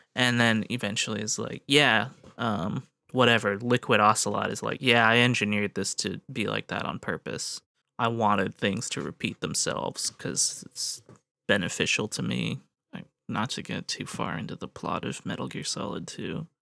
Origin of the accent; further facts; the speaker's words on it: United States; as an American